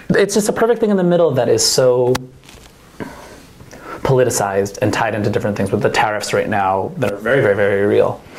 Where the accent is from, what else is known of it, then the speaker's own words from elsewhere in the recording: Auvergne-Rhône-Alpes, France; English is a second language; I am uh, actually from France. I, uh, I was born in Beaujolais.